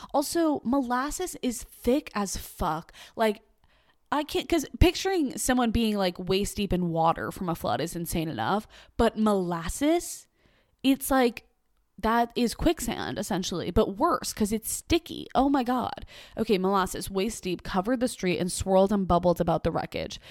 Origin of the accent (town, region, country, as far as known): Boston, Massachusetts, United States; born or raised there